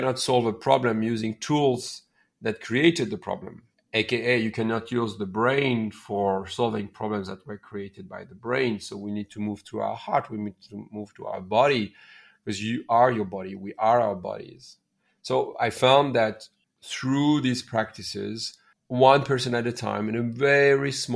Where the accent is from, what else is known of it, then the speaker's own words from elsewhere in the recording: near Paris, Île-de-France, France; moved away as an adult; also born or lived in India / Laos; now in Bali, Indonesia; I raised and born in near Paris